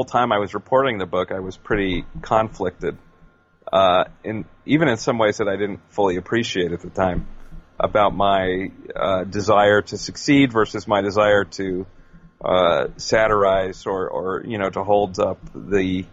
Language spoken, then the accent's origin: English; United States; moved away as an adult; also born or lived in London, United Kingdom / Brighton, United Kingdom; as an American